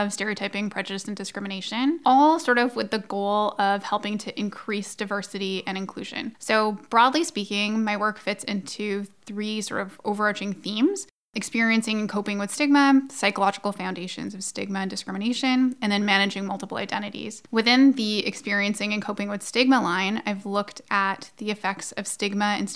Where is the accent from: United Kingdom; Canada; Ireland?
Canada; Alberta; I'm an Albertan